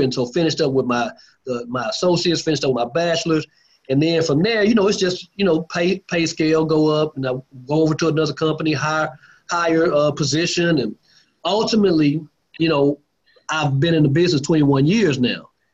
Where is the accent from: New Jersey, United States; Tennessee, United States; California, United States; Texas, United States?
Texas, United States; Lancaster; also born or lived in Dallas, Texas; I'm from uh, Lancaster, Texas, just you know south of Dallas